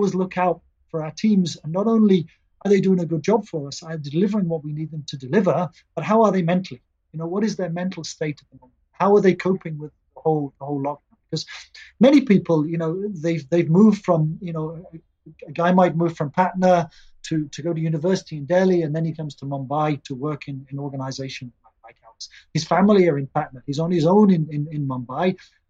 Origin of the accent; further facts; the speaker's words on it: England, United Kingdom; also born or lived in India; now in Prague, Czech Republic; Being English